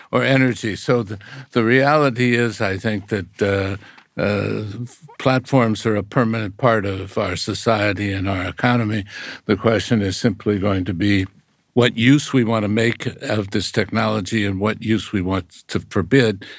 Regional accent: United States; as an American

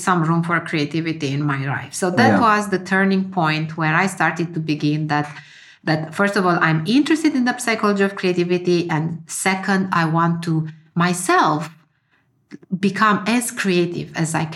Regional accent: Romania; moved away as an adult; now in Finland; I left my home country to move to Finland. I'm born in Romania. And when I was 20-something, I moved to Finland to study.

